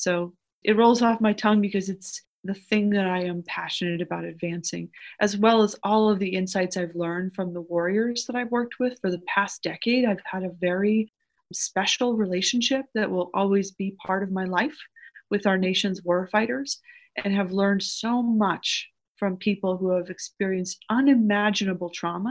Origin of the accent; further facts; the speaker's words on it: Los Angeles, California, United States; I am a native of Los Angeles